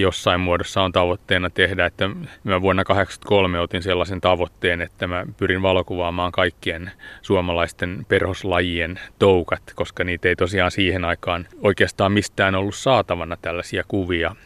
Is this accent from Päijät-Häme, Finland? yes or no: yes; Hämeenkoski, Päijät-Häme, Finland; now in Espoo, Finland; tuolla Hämeenkoskella, mistä mä oon kotoisin